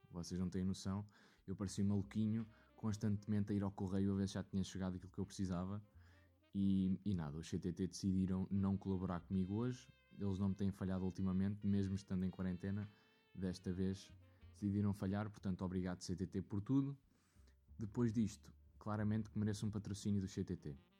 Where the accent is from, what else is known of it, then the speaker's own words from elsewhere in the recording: Leiria, Centro, Portugal; que era de Leiria